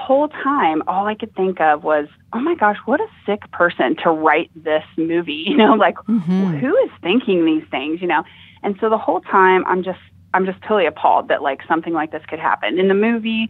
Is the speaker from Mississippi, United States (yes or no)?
no; Ohio, United States; this is my home state